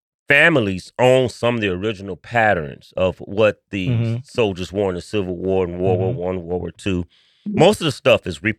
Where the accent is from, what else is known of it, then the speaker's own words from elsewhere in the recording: Chicago, Illinois, United States; I am a born and raised West Sider. So I was raised on the West Side of Chicago in the Austin area.